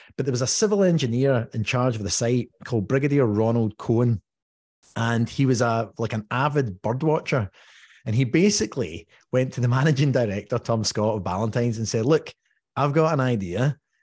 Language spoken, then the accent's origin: English; Dumbarton, Scotland, United Kingdom; I'm from Dumbarton